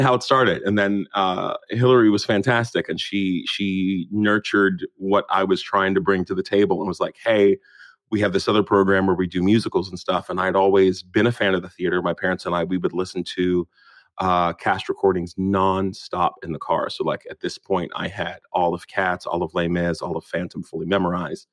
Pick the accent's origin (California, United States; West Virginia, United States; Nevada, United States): West Virginia, United States; Morgantown; growing up in West Virginia as a black kid